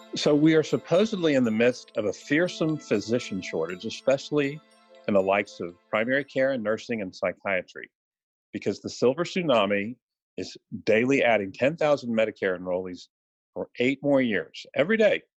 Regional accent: Houston, Texas, United States; I'm from Houston, so DeBakey and Cooley are sort of uh, religious icons in this town.

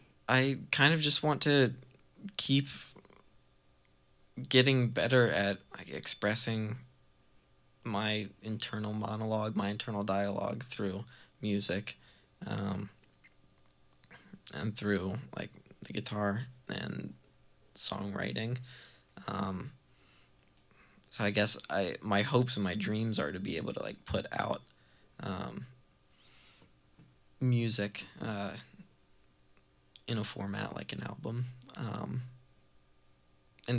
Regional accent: Baltimore, Maryland, United States; moved away as an adult; now in Burlington, United States; growing up in Baltimore, I was always really, like, attracted to the scene that they had down there, that we had down there

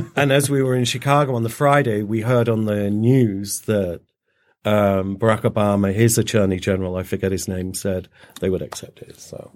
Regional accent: Little Lever, North West England, United Kingdom; now in United States; I was born up north near Manchester, a place called Little Lever, which is outside of Bolton

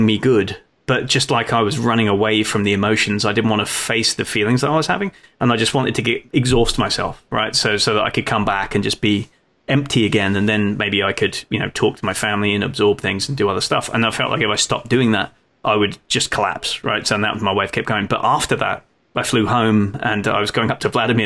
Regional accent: Folkestone, South East England, United Kingdom; moved away; I grew up in Folkestone, in the south coast of England, right on the English Channel

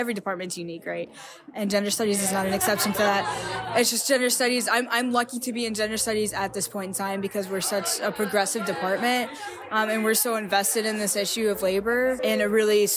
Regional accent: Kentucky, United States; moved away as an adult; now in Bloomington, United States

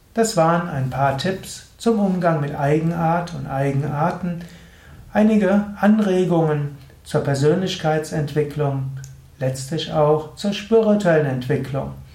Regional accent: Gensingen, Rhineland-Palatinate, Germany; aus Gensingen, das ist der Ort, wo ich herkomme

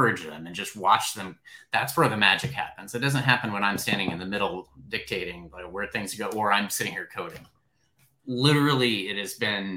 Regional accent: Kansas, United States; I'm from Kansas

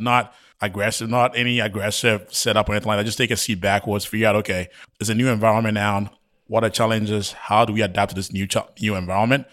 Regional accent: Ghana; moved away; I was born and raised in Ghana

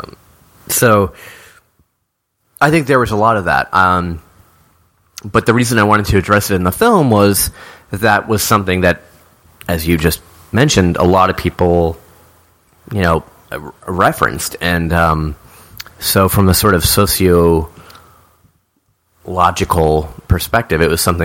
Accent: Silver Spring, Maryland, United States; Jim and I came from the Silver Spring, which is right over the DC line

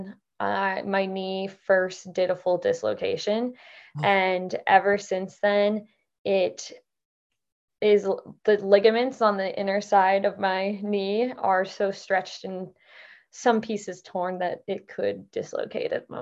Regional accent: Idaho, United States; moved away as an adult; also born or lived in Midwest / Utah; now in Montana, United States; I live in Montana now after growing up in Idaho

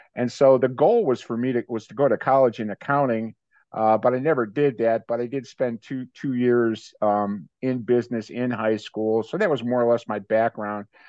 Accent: Maple Heights, Ohio, United States; moved away as an adult; also born or lived in Cleveland, Ohio; now in Tampa Bay, United States; was born in Cleveland and grew up in a suburb of Cleveland, uh, Maple Heights.

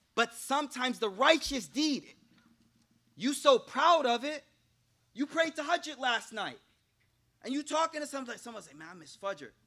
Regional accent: Buffalo, New York, United States; I'm from Buffalo, so Canada right there, I took, took French, right?

